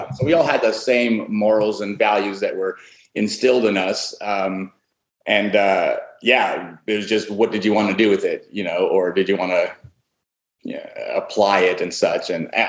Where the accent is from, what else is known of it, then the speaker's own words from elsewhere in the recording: Greece; born there; I was born in Greece.